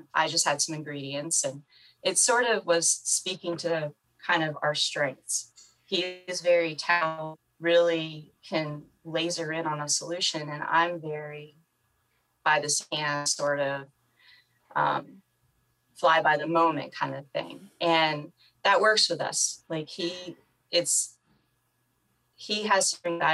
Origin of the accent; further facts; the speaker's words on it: the North, United States; I'm from the North